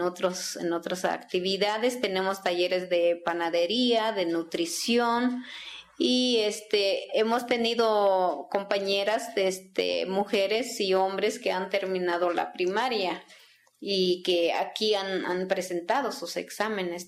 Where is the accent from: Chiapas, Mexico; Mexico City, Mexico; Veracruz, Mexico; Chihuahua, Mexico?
Chiapas, Mexico; Aguacatenango; first language Tzeltal; Spanish is a second language; also born or lived in San Cristóbal de las Casas; Yo soy originaria de Aguacatenango, municipio de Venustiano Carranza